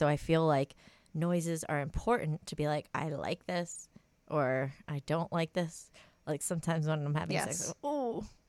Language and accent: English; New Jersey, United States; And then my home state of New Jersey was looking up femdom